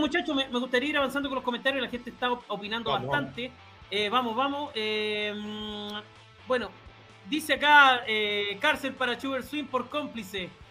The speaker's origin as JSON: {"language": "Spanish", "country": "Chile", "said": "nosotros como chilenos"}